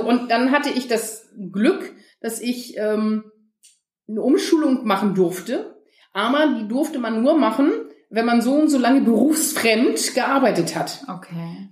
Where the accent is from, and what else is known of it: Lütjensee, Schleswig-Holstein, Germany; born or raised there